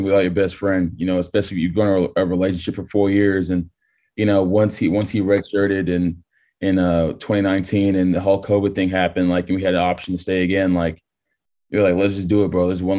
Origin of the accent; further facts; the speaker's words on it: Texas, United States; I'm born and raised in Texas